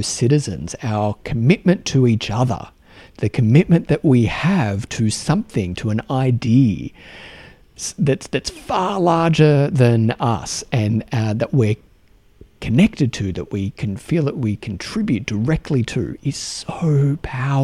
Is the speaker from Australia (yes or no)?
yes; Australia; accent: Australian; my Australian accent